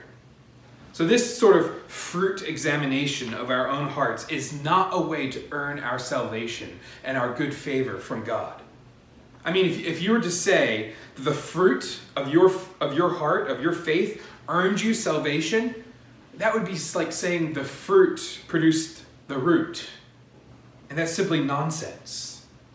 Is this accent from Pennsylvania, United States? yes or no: yes; Pennsylvania, United States; I was growing up in Pennsylvania